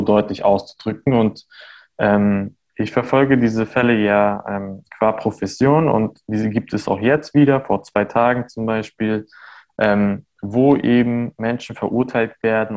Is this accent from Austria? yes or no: no; Armenia; born or raised there; now in Germany